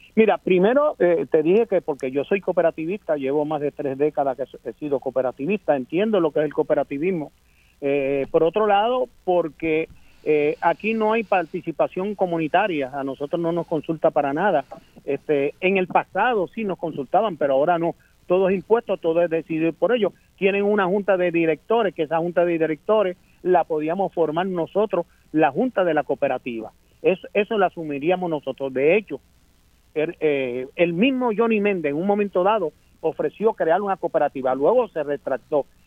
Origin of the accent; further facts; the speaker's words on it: Vieques, Puerto Rico; yo voy para Vieques, yo soy de Vieques.